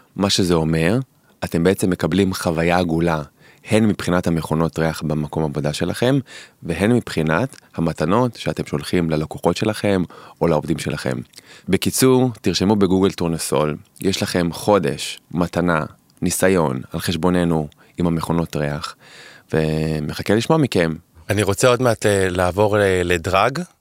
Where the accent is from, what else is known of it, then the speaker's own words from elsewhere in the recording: Holon, Tel Aviv District, Israel; גדלתי לצורך העניין בחולון